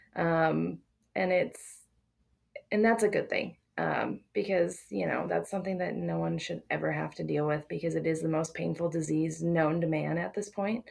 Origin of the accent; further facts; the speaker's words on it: South Dakota, United States; now in Grand Junction, Colorado, United States; I'm originally from South Dakota